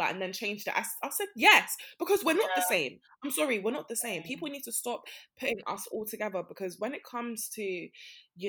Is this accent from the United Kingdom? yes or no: no; Nigeria; I'm Nigerian